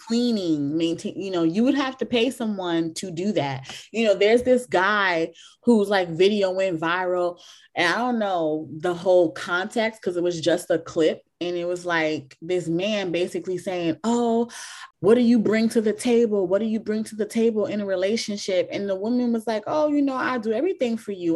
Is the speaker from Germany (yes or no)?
no; Jamaica; I'm like Jamaican, but I come from a different generation